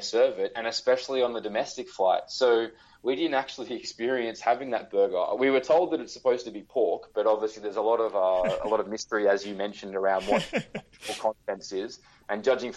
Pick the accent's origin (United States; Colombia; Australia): Australia; being Australian